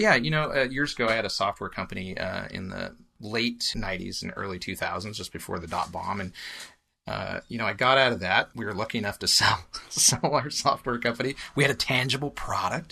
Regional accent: Willamette Valley, Oregon, United States; also born or lived in Eugene, Oregon; now in Portland, United States; I grew up in the Willamette Valley, and we have family here in Portland, so I was up here a lot as a kid

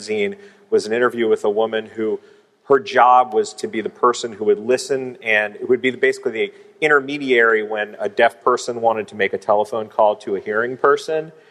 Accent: Cincinnati, Ohio, United States; moved away as an adult; also born or lived in San Francisco; I was from Cincinnati, Ohio, and immersed in sort of the punk scene.

